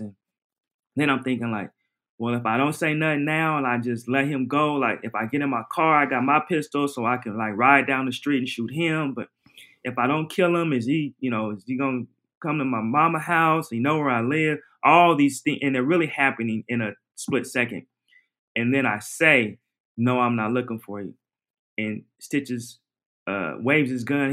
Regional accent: Portland, Oregon, United States; I'm from Oregon, Portland, Oregon

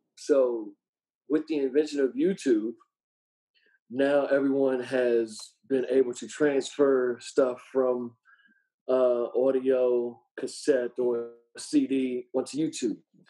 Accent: Washington, District of Columbia, United States; We are from the Washington.

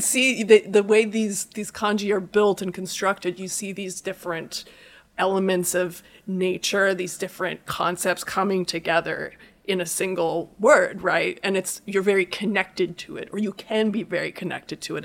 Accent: Iowa, United States; I'm from Iowa

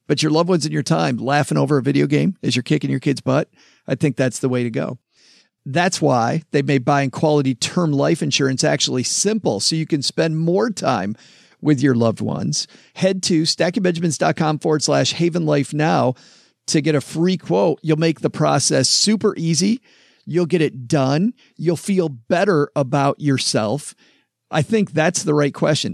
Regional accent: Southwest Michigan, United States; I grew up in farmland in Southwest Michigan

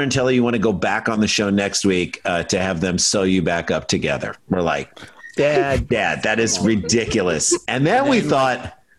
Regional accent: St. Louis, Missouri, United States; We're from St. Louis.

